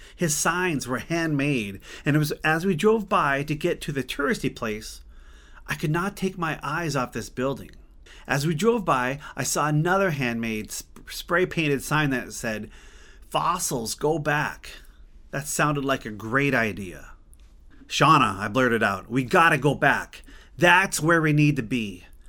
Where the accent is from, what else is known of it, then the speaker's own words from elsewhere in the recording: Glendive, Montana, United States; my hometown of Glendive, Montana